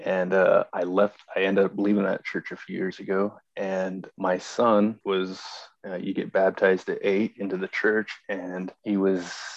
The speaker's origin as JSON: {"language": "English", "town": "Idaho Falls", "region": "Idaho", "country": "United States", "said": "I'm from Idaho Falls, Idaho"}